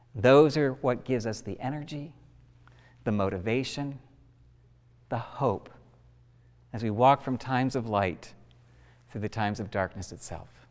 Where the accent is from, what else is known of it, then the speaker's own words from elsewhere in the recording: United States; we as an American people have marked and memorial significant events in our country